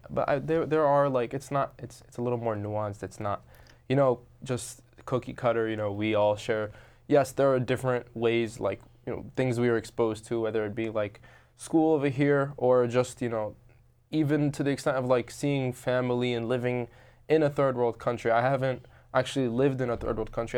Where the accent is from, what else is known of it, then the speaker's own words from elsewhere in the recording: Robbinsville, New Jersey, United States; I grew up in Robbinsville, New Jersey.